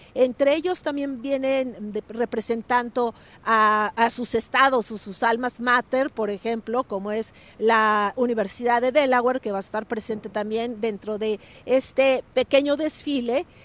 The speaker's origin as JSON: {"language": "Spanish", "country": "Mexico", "moved": "yes", "lives_now": "United States", "said": "nosotros como mexicanos"}